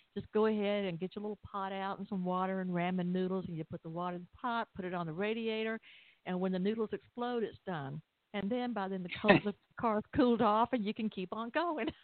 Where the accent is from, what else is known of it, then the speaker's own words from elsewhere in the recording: Atlanta, Georgia, United States; I'm from Atlanta